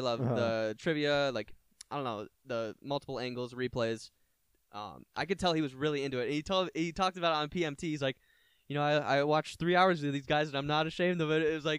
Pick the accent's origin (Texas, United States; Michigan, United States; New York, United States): Michigan, United States; Brighton; A lot of kids from my hometown, Brighton